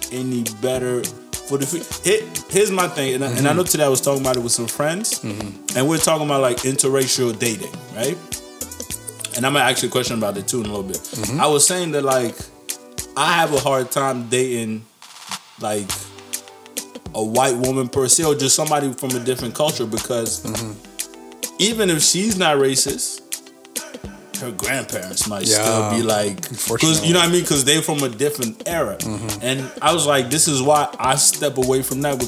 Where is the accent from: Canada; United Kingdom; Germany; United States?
Canada; I'm from Canada